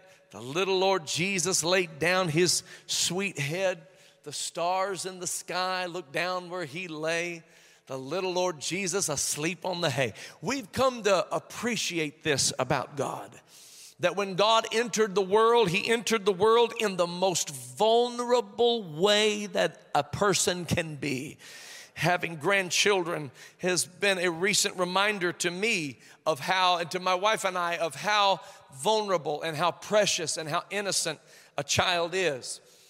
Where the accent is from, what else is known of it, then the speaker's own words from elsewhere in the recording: Kokomo, Indiana, United States; also born or lived in Swayze, Indiana; We grew up in Kokomo, Indiana, and went to a little place called Swayze, Indiana. There were about 800 people in Swayze, Indiana.